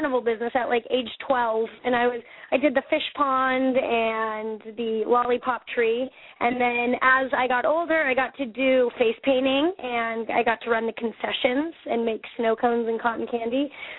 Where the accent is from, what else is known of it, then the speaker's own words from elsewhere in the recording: Westminster, Colorado, United States; born there; I was, yep.